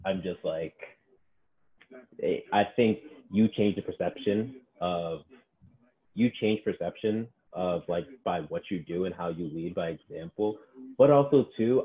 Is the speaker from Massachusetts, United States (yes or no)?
yes; Boston, Massachusetts, United States; I'm Black growing up in Boston